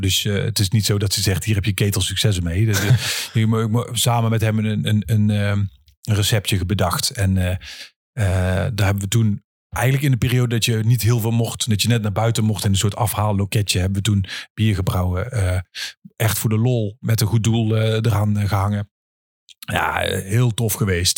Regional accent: 's-Hertogenbosch, North Brabant, Netherlands; kom ik uit Den Bosch

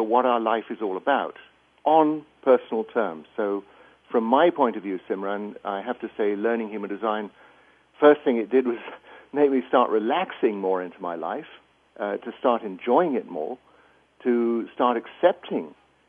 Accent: England, United Kingdom; moved away as an adult; as you can probably get from my accent, I grew up in England, went through the schooling system there

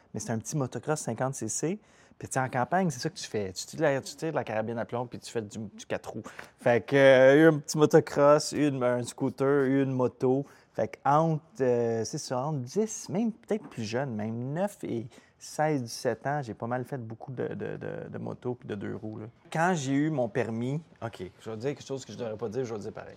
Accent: Chesterville, Quebec, Canada; je viens de Chesterville, c'est un petit village proche d'Amnord

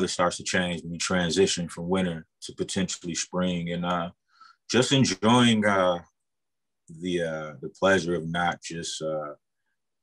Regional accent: Milwaukee, Wisconsin, United States; born and raised in Milwaukee, Northwest Side.

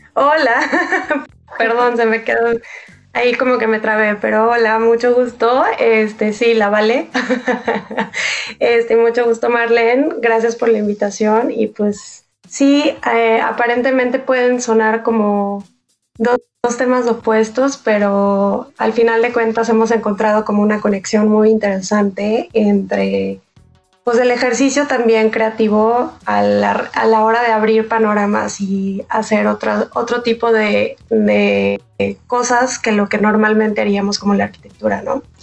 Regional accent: Mazatlán, Sinaloa, Mexico; moved away; crecí en Mazatlán, entonces pues está metido en mi sangre

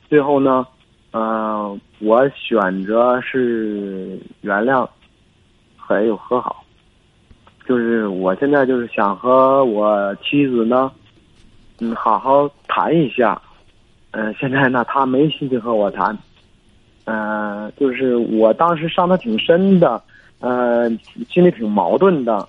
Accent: Hebei, China; 我是河北的。

